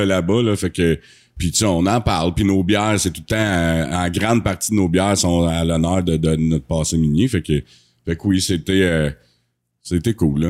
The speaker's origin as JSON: {"language": "French", "town": "Asbestos", "region": "Quebec", "country": "Canada", "tie": "born or raised there", "said": "on est natif du site d'Asbestos, on est vraiment fiers d'être ici."}